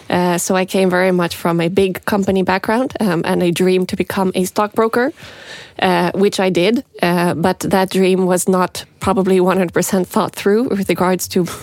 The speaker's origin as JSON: {"language": "English", "town": "Montreal", "region": "Quebec", "country": "Canada", "tie": "born or raised there", "also_born_or_lived": "Norway", "said": "I grew up in Montreal. And that was really great because I got to be bilingual from a very young age."}